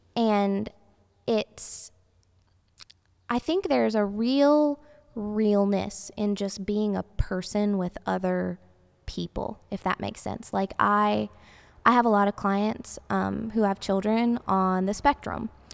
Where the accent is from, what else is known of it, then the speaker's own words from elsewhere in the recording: the South, United States; growing up in the South